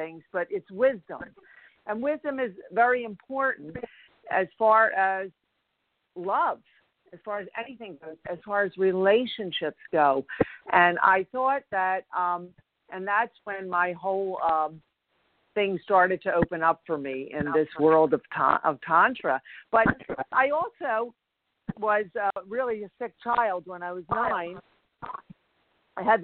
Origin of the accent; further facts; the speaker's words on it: Philadelphia, Pennsylvania, United States; also born or lived in Los Angeles; I was born and raised in Philadelphia